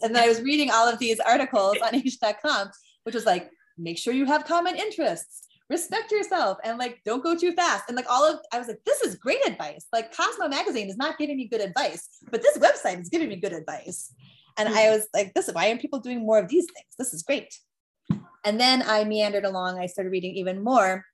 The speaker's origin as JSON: {"language": "English", "town": "Des Moines", "region": "Iowa", "country": "United States", "tie": "born or raised there", "also_born_or_lived": "Orange County, California"}